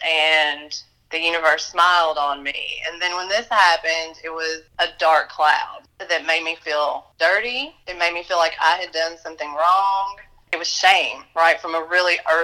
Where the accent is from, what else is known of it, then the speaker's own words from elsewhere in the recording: Western Kentucky, United States; also born or lived in Chicago, Illinois; I was born in Chicago, Illinois. My parents decided that Chicago wasn't going to be a wonderful place to raise their children, and they took us to Western Kentucky when I was a year old